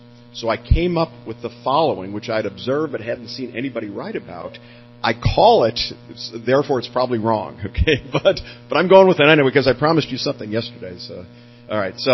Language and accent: English; Chicago, Illinois, United States; moved away as an adult; now in Silicon Valley, United States; I'm from Chicago, actually. I moved to Silicon Valley right after graduating from school and have been there ever since